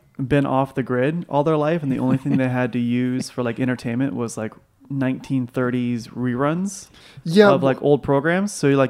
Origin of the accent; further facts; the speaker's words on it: Montgomery, Alabama, United States; I am from Montgomery, Alabama.